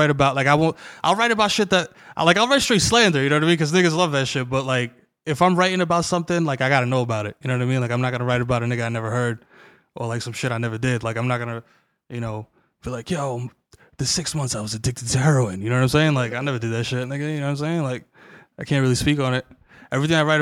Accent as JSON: {"language": "English", "town": "New York City", "region": "New York", "country": "United States", "tie": "born or raised there", "also_born_or_lived": "Washington Heights, New York City", "said": "moved to the Bronx when I was like little"}